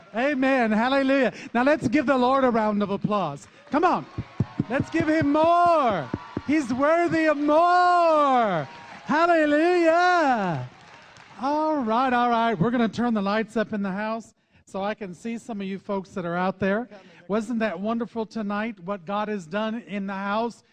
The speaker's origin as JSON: {"language": "English", "region": "Texas", "country": "United States", "accent": "Texas slang", "said": "we're from Texas, so every once in a while you'll hear that Texas slang come out of us"}